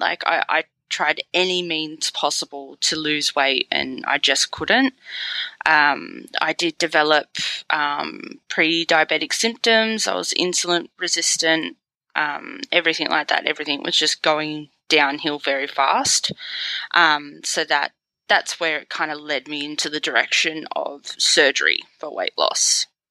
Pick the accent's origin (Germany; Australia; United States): Australia; Sydney, New South Wales; I'm from Sydney, Australia